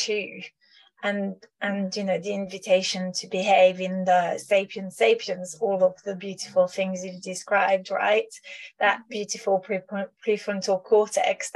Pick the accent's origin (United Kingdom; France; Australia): France; I was raised in France, you know, the country of Descartes